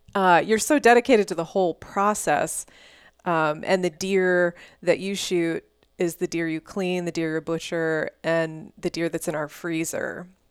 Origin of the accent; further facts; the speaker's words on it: Houston, Texas, United States; also born or lived in Dallas; growing up in Texas, I mean, I grew up in a suburb of Houston.